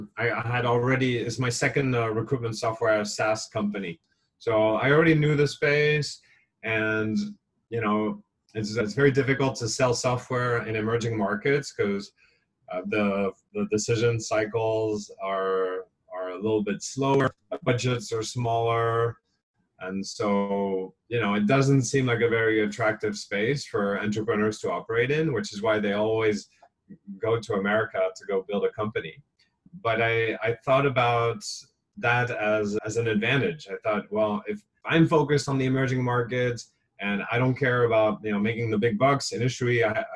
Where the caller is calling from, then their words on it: Hong Kong; I'm calling you from Hong Kong, where things are pretty quiet.